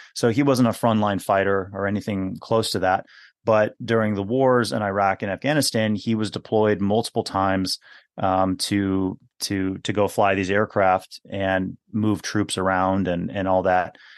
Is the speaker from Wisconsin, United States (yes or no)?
yes; Milwaukee, Wisconsin, United States; also born or lived in West Coast of the U.S.; I was technically I was born on the west coast of the U.S., but yeah, I grew up. I grew up here in in Wisconsin